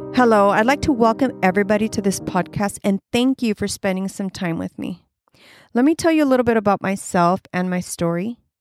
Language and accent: English; Los Angeles, California, United States; I grew up in Southern California